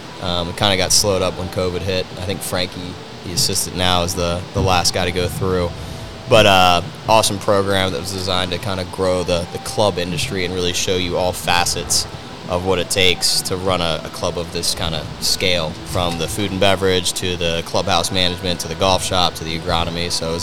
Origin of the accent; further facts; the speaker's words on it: Baltimore, Maryland, United States; moved away as an adult; also born or lived in Virginia / Seattle; now in Arizona, United States; I grew up in Baltimore, actually.